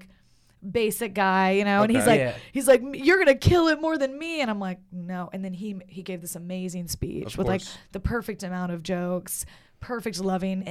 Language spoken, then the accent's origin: English; Little Rock, Arkansas, United States; I'm from Little Rock